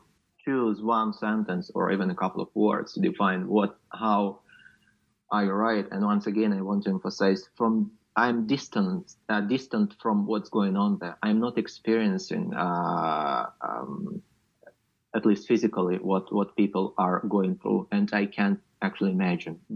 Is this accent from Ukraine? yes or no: yes; Luhansk Oblast, Ukraine; moved away; I'm from Luhansk region, uh, which is just unreachable right now, and I'm not sure when and if ever I will go back.